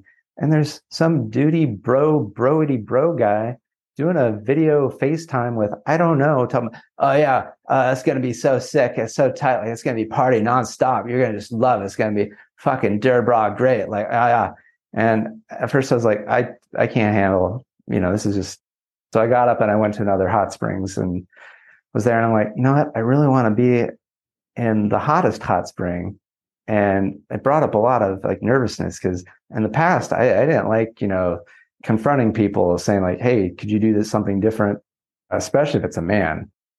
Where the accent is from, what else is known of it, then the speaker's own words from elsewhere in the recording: California, United States; So I grew up in Southern California, and I believe there, for whatever reason, most people can tell I'm from Southern California because I drive with purpose